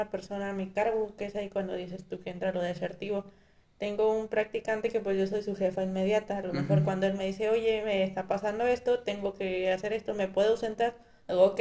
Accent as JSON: {"language": "Spanish", "town": "Valle de Santiago", "region": "Guanajuato", "country": "Mexico", "said": "Ok, está situado en Guanajuato, está aproximadamente a una hora y media de Guanajuato."}